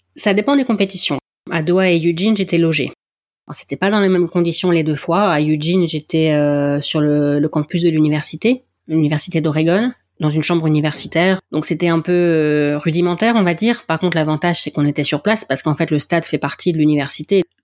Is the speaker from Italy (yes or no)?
no; the North, Hauts-de-France, France; accent: accent du Nord; mon accent du Nord